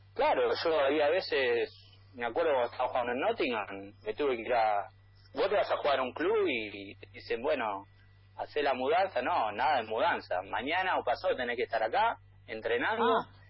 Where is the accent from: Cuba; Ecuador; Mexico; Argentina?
Argentina; accent: Argentine; moved away as an adult; also born or lived in Spain; now in Columbus, United States; ya hablo, hablo, argentino, la tonada no se pierde nunca